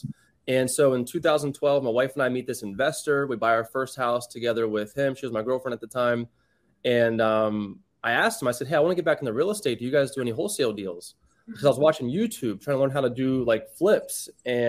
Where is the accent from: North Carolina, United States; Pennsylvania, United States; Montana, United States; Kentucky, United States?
Pennsylvania, United States; York; moved away as an adult; now in South Florida, United States; I grew up in a small town up north, York, Pennsylvania, born and raised. I was there until I was 30